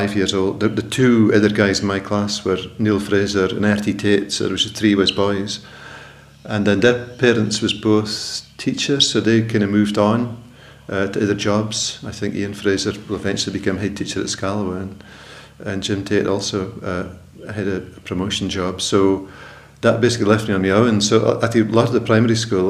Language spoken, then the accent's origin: English; Twatt, Shetland, Scotland, United Kingdom; born in Twatbixter and I was brought up there just on the croft